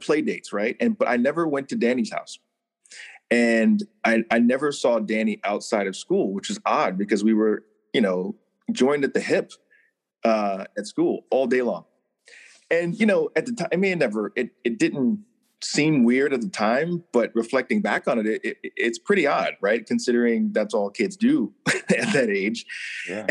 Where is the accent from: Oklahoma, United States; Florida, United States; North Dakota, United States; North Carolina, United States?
North Carolina, United States; Hertford; I grew up in North Carolina in a really, really tiny town called, Hertford, North Carolina